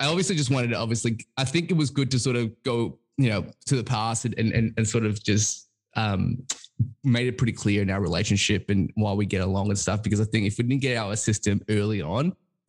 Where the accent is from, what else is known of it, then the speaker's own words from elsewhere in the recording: Melbourne, Victoria, Australia; I went to uni in Melbourne. I grew up in Melbourne. So I've never left